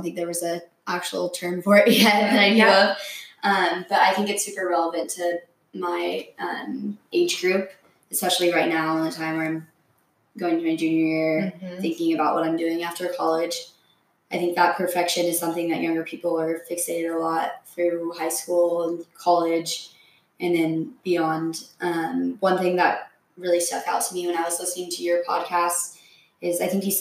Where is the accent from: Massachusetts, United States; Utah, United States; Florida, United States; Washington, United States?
Washington, United States; Bellevue; also born or lived in San Luis Obispo, California; I grew up here in Bellevue